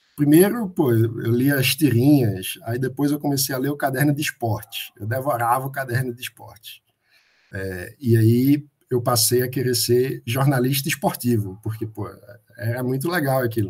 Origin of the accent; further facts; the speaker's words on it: Recife, Pernambuco, Brazil; eu sou de Recife